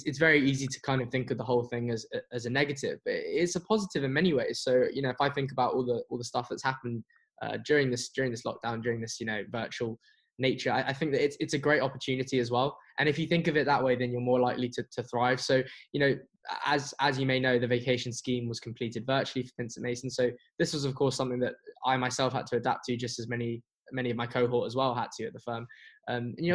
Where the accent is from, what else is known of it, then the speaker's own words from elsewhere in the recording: London, United Kingdom; I'm from London and I live in London